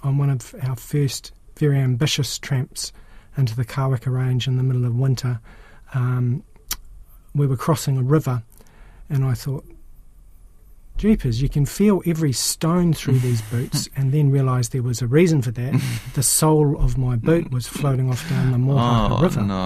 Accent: Auckland / Waikato, New Zealand; also born or lived in Napier, Hawke's Bay, New Zealand; now in Wellington, New Zealand; I grew up in Auckland in the Waikato, where there weren't a lot of mountains, but when I was about 13, my family shifted to Napier

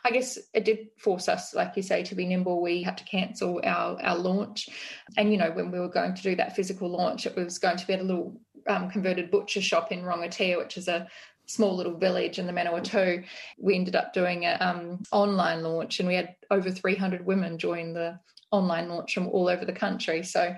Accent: Australia; now in New Zealand; I still don't quite understand about New Zealand culture, being an Australian.

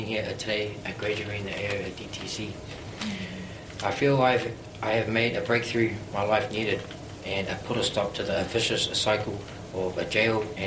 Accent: Auckland, New Zealand; I grew up in Otara

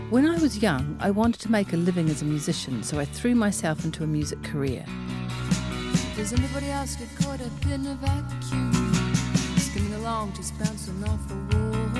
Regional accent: Auckland, New Zealand; I am from West Auckland

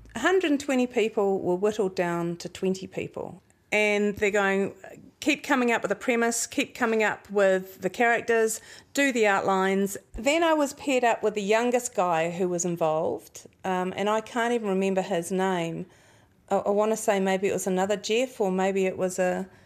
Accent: Nelson, New Zealand; growing up in Nelson, mum and dad did get very involved in counterculture

